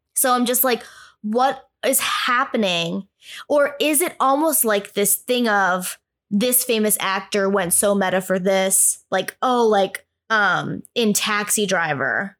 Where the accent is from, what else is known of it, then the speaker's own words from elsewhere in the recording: New England, United States; moved away; also born or lived in New York; I'm from New England